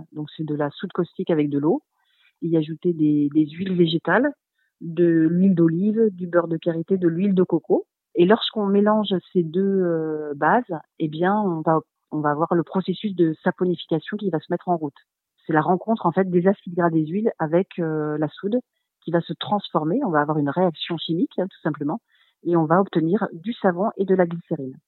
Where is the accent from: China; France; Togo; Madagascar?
France; Charente-Maritime, Nouvelle-Aquitaine; now in Gers, France; je suis de Charente-Maritime